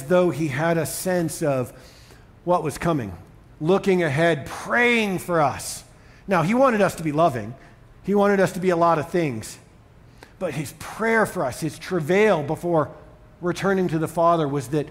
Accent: Boston, Massachusetts, United States; also born or lived in Colorado Springs, Colorado; now in Denver, United States; I grew up in Boston, where my life and values coalesced.

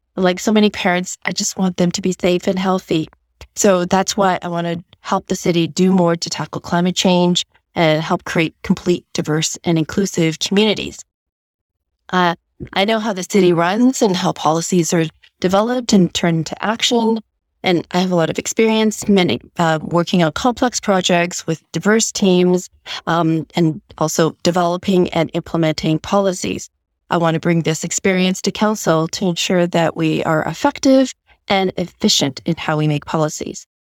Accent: Vancouver, British Columbia, Canada; I am a proud first generation Chinese Canadian born and raised in Vancouver

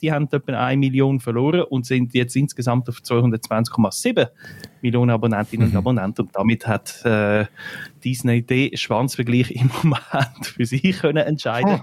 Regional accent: Switzerland; bei uns in der Schweiz

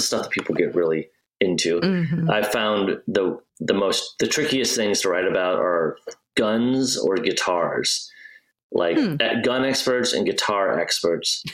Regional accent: Midwest, United States; Like I grew up in the Midwest, not around any big bodies of water

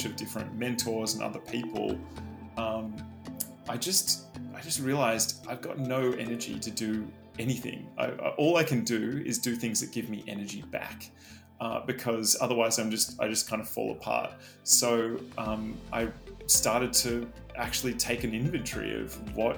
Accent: Sydney, New South Wales, Australia; moved away as an adult; also born or lived in New York; I was born in Sydney, Australia, and I still live in Sydney, Australia

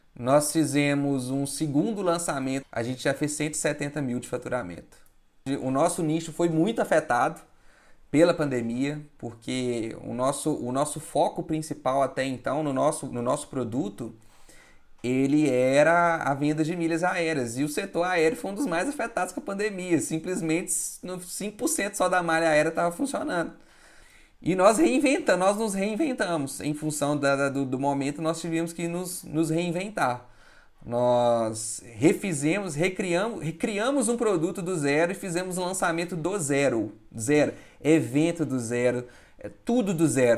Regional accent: Minas Gerais, Brazil; eu sou de Minas

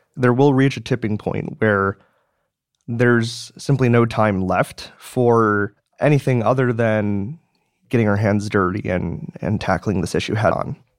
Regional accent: Madison, Wisconsin, United States; I was born and raised in Madison, Wisconsin

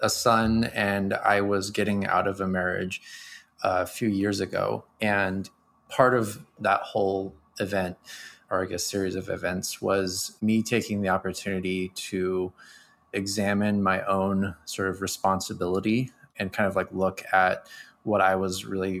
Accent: United States; I'm a American male raised in the 80s

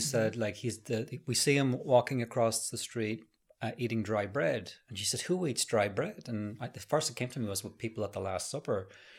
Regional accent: Norway; I'm from Norway, and I am now living far up north in the country.

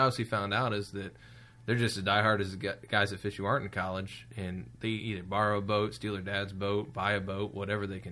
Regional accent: Ohio, United States; I'm from Ohio

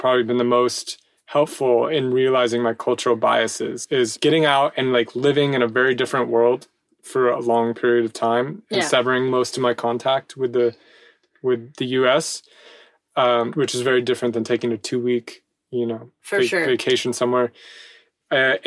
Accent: United States; moved away as an adult; now in France; I know my roots are there and I know that I'm more American than not

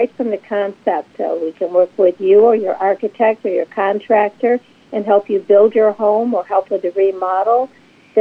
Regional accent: Grand Rapids, Michigan, United States; I grew up in Grand Rapids, Michigan.

